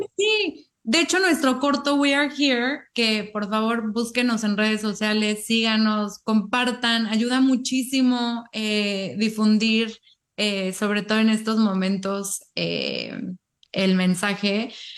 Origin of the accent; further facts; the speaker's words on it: Mexico; now in United States; somos de México y llevamos mucho tiempo viviendo en Estados Unidos